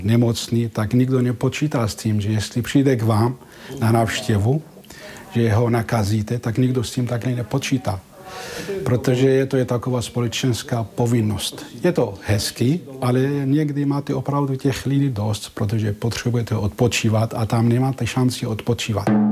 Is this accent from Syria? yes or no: yes; Syria; Czech is a second language; moved away as an adult; now in Prague, Czech Republic; já jsem z východu, já jsem ze Sýrie